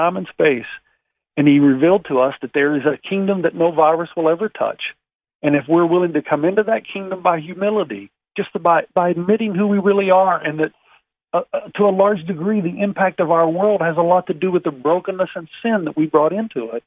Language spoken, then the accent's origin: English; the South, United States; we grew up even in the South singing some of these songs